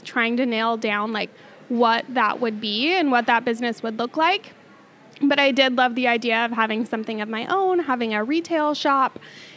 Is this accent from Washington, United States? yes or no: yes; Mukilteo, Washington, United States; now in Camano Island, United States; I am from Mukilteo, Washington, okay. Mukilteo, Everett area. I have lived in Washington like my entire life.